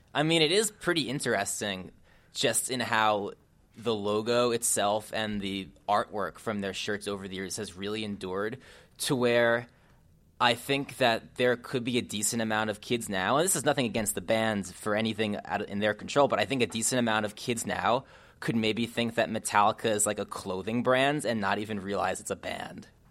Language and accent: English; New Jersey, United States; I was an emo and pop punk kid growing up in New Jersey